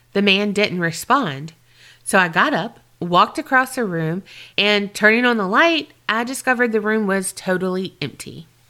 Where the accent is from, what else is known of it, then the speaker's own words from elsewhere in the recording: Australia; I'm from Australia, and I've never heard an accent like yours